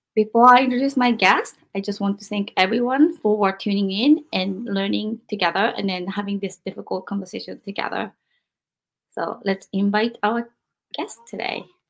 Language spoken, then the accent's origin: English; Japan; moved away; growing up in Japan